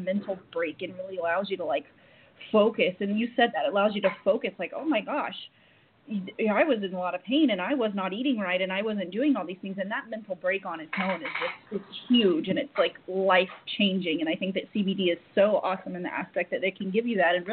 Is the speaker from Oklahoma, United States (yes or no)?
yes; Oklahoma, United States; moved away; I'm from Oklahoma.